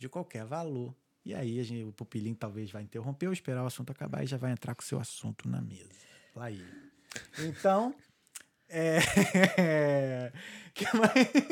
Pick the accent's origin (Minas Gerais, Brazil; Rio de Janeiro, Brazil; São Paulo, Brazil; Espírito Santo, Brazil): Rio de Janeiro, Brazil; now in Ireland; A gente é do Rio